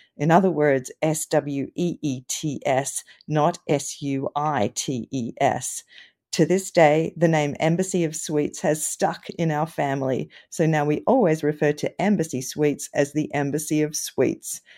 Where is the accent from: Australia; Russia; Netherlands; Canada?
Australia; now in Davis, United States; You might detect an accent because I grew up in Australia